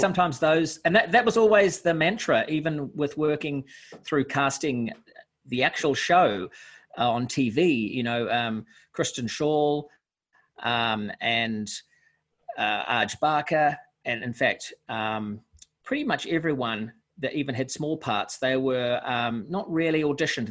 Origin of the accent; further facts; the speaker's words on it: Auckland, New Zealand; I'm from Auckland.